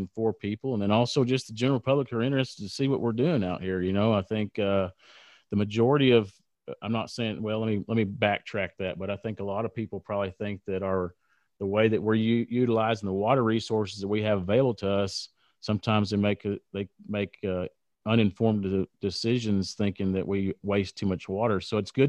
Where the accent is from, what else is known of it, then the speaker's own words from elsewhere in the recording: South Plains, Texas, United States; growing up on the South Plains